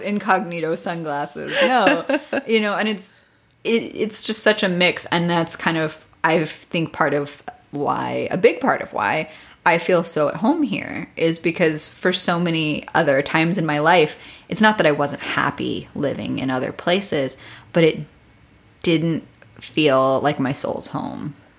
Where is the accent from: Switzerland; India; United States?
United States; Midwest; I grew up in the Midwest